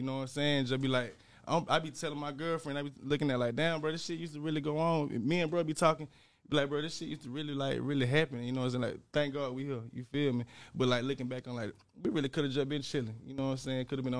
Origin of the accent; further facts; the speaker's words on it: Dawson, Georgia, United States; Man, like I'm from Dawson. Dawson, Georgia, Terra, kind of, you know what I'm saying? Small town, you probably never heard it